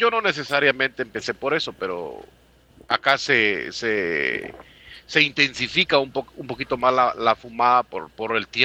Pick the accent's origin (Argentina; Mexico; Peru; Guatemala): Guatemala; moved away as an adult; now in United States; Yo vine a los Estados Unidos a los 20 años. Salí de Guatemala a los 19 y llegué a Estados Unidos a los 20.